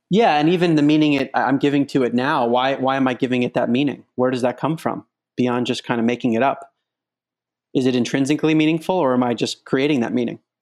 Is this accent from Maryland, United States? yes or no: yes; outside of Baltimore, Maryland, United States; moved away as an adult; also born or lived in Princeton, New Jersey / New York / Boston; now in San Francisco, United States; I grew up outside of Baltimore, Maryland